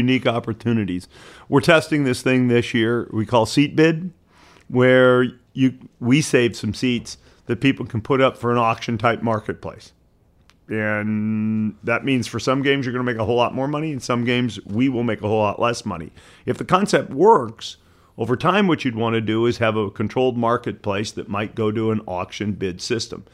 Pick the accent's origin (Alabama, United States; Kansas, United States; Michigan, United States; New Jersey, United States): Michigan, United States; Detroit; moved away; I grew up in Detroit